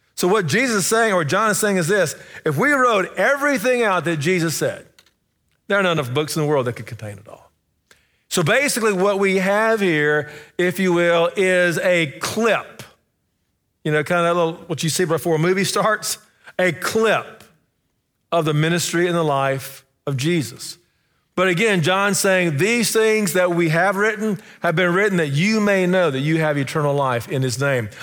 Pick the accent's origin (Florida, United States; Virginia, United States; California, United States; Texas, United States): Texas, United States; Sherman; moved away; I'm in my hometown, uh, Sherman, Texas